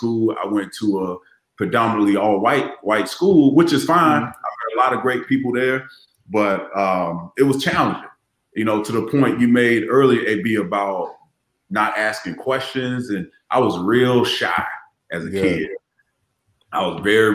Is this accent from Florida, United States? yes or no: yes; Largo, Florida, United States; accent: Florida; moved away as an adult; also born or lived in Maryland; no one could understand my Florida accent